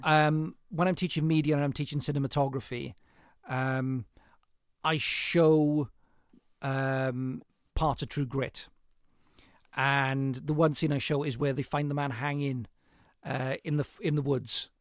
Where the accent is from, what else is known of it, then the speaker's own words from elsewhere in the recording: Welsh mining valley, Wales, United Kingdom; being Welsh